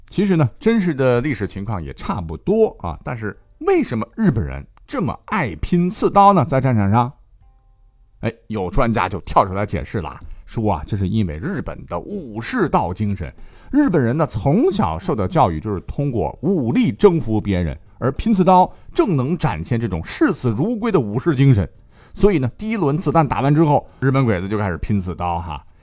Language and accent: Chinese; China; 我们中国人十四年的艰苦抗战史